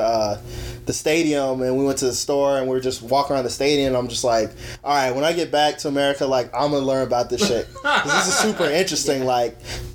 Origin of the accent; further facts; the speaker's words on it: Arizona, United States; I'm from Arizona